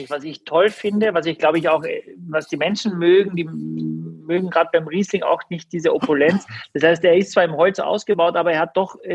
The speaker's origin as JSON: {"language": "German", "country": "Austria", "said": "weil ich als Österreicher bin"}